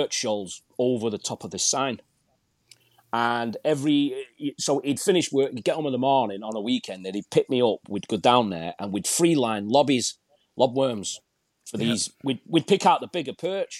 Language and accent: English; Manchester, North West England, United Kingdom; I grew up in Manchester